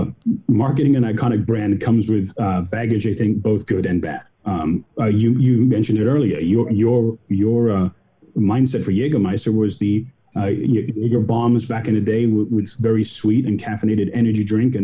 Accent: California, United States; I growing up in Southern California, I wonder what my first one was.

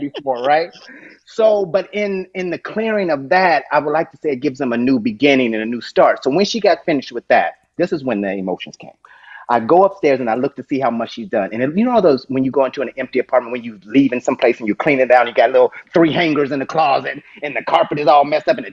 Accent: Dayton, Ohio, United States; moved away as an adult; also born or lived in London, England; Born and raised, Dayton, Ohio

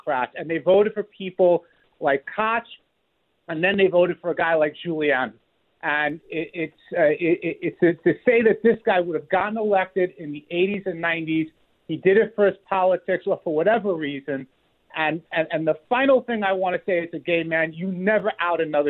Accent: New York City, New York, United States; I grew up in Queens in the 80s and 90s

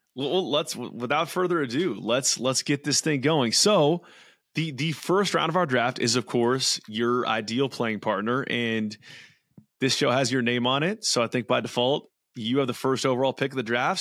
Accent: California, United States; played a lot of golf growing up there. I, I'm, I'm from California.

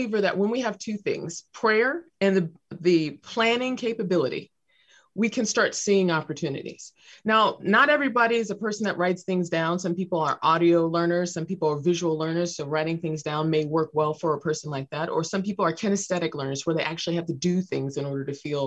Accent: Los Angeles, California, United States; I was raised near South Central Los Angeles

